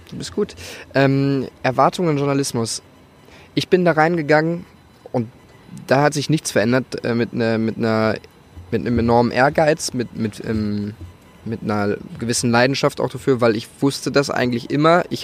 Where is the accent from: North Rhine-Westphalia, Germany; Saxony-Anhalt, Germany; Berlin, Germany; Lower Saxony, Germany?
North Rhine-Westphalia, Germany; Gelsenkirchen; born there; ich komme aus dem Pott, gebürtig, Gelsenkirchen, wunderschöne Gelsenkirchen